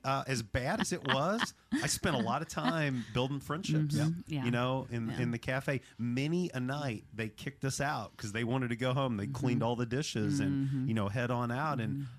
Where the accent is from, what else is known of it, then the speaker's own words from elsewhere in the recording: the Bible Belt, United States; my history of growing up in the Bible Belt, that's not reality all over the country.